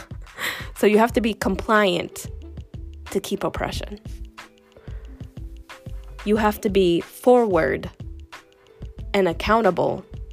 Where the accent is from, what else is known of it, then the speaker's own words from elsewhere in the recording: the South, United States; I grew up in the South